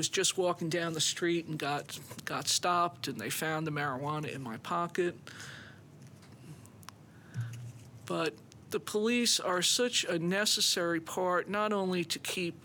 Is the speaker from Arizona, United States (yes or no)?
no; New York, United States; moved away; I grew up in New York